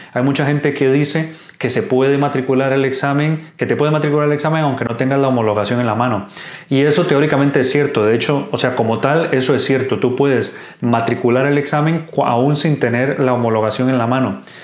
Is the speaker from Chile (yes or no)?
no; Costa Rica; moved away as an adult; now in Spain; soy médico de Costa Rica, actualmente haciendo la residencia en España